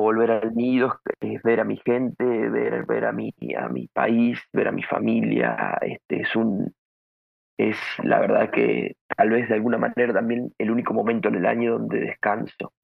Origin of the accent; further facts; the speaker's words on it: Venado Tuerto, Santa Fe, Argentina; moved away; mi, pueblo, de mi tierra, de mi ciudad, ya que es un, si bien es una ciudad pequeña del, interior del país, de Argentina